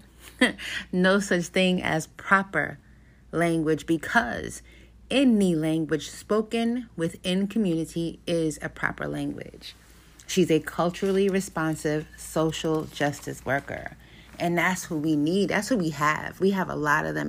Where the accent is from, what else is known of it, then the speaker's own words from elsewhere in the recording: New York City, New York, United States; I grew up in New York City.